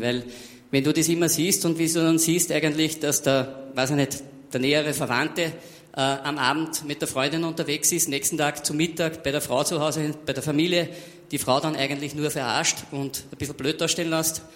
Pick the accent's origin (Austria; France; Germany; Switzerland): Austria; Also ich bin damals in der dritten Klasse, Hauptschule war das bei uns in Österreich